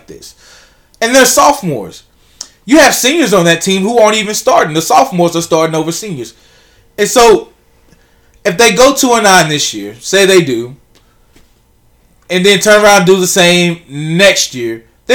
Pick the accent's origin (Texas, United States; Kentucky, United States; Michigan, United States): Texas, United States; Pittsburg; growing up in Pittsburgh